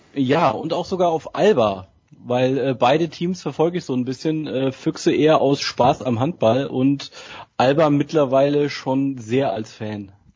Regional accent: near Giessen, Hesse, Germany; moved away as an adult; now in Berlin, Germany; gebürtig bin ich Hesse, äh, aus dem äh, Herzen der Natur in der Nähe von Gießen. Und äh, mich hat's vor knapp zehn Jahren nach Berlin verschlagen

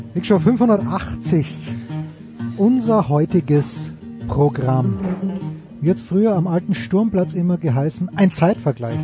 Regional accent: Austria; sind wir Österreicher

